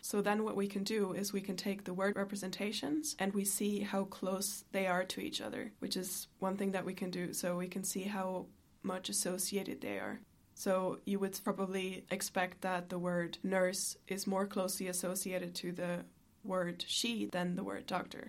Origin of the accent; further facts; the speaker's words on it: Germany; now in Ireland; I am originally from Germany